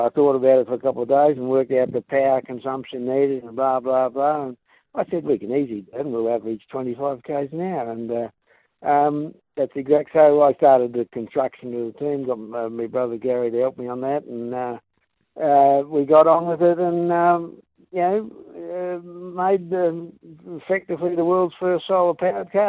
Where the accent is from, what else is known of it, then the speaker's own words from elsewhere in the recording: England, United Kingdom; moved away as an adult; So I come out from England, did the race, and lo and behold, got third.